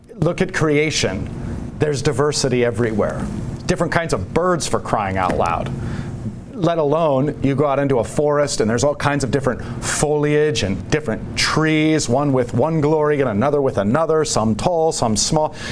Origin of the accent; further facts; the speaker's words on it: United States; as an American